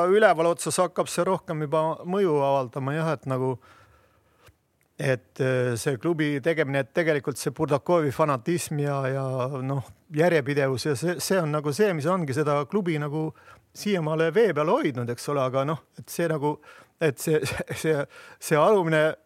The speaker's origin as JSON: {"language": "Estonian", "town": "Viljandi", "region": "Viljandi County", "country": "Estonia", "said": "ma olen Viljandist"}